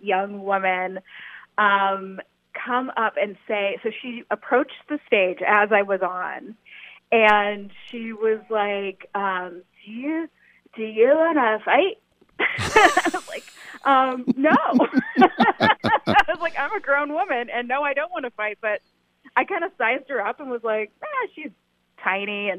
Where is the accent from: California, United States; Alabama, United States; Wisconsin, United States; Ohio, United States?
Ohio, United States; moved away; I'm a Midwest gal. I'm from Ohio